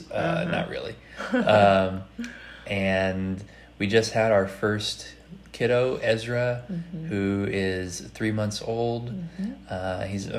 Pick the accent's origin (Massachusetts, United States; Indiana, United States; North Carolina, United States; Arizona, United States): Indiana, United States; Southern; moved away as an adult; now in Louisville, United States; We live in Louisville, Kentucky. We're originally both from Indiana, mm-hmm. Met in college. I'm from Southern Indiana